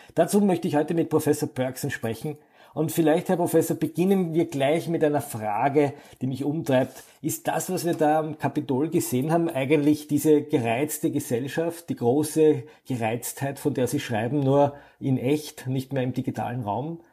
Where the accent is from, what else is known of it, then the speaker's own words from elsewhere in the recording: Austria; Bei uns in Österreich